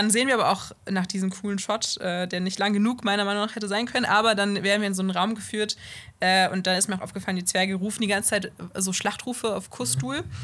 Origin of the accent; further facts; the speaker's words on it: Bonn, North Rhine-Westphalia, Germany; Ich bin aus Bonn, ja.